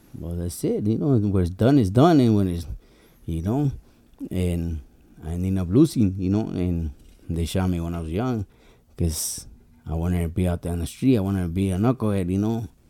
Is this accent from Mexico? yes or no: yes; Nayarit, Mexico; now in Tijuana, Mexico; I was born in Nayarit